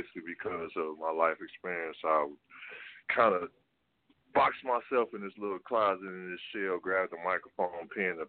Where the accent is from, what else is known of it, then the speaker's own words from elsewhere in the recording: Detroit, Michigan, United States; I'm from Detroit, Michigan